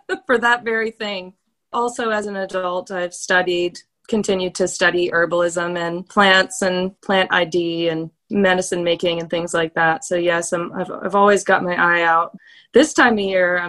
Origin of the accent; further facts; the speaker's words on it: Blacksburg, Virginia, United States; moved away as an adult; also born or lived in Asheville, North Carolina; I was born here in Blacksburg, Virginia, where I am currently, and I was really lucky to have a lot of time to spend connecting with nature as a child